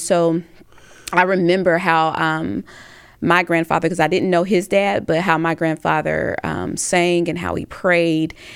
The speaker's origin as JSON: {"language": "English", "town": "Tuscaloosa", "region": "Alabama", "country": "United States"}